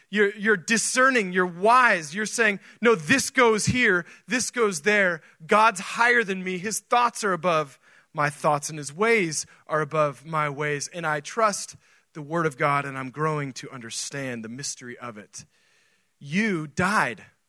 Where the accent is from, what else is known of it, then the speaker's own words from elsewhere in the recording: Oregon, United States; now in Texas, United States; I grew up in Oregon